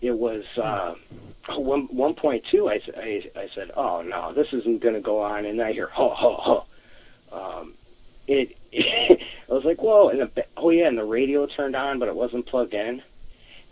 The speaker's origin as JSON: {"language": "English", "region": "Wisconsin", "country": "United States", "said": "I'm from Wisconsin"}